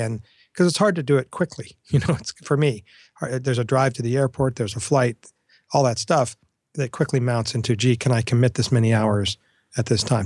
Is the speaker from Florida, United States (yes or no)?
yes; South Florida, United States; moved away; I grew up in South Florida